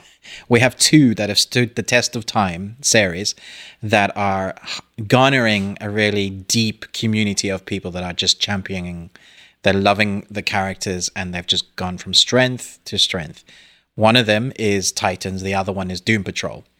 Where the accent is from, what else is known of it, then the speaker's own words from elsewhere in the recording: South Africa; I was born in South Africa